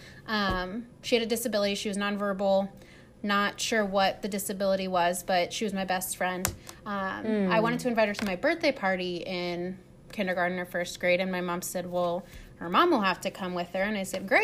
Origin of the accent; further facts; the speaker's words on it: Cincinnati, Ohio, United States; I grew up in Cincinnati, went to school in Cincinnati